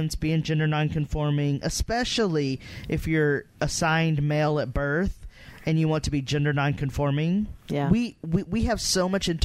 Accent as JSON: {"language": "English", "region": "Texas", "country": "United States", "also_born_or_lived": "Berkeley, California", "moved": "yes", "lives_now": "Nashville, United States", "said": "I'm from Texas"}